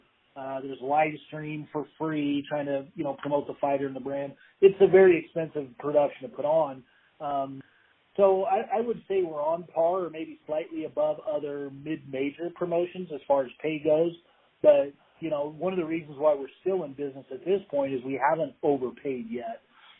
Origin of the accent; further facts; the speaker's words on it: Meridian, Idaho, United States; I'm from Meridian. I live here now. I've got kids and a wife, and I definitely wouldn't move anywhere else.